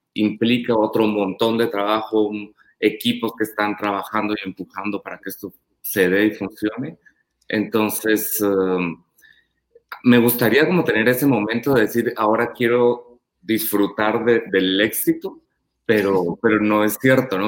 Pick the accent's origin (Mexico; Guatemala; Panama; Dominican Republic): Guatemala; Panajachel, Sololá; yo crecí en Pana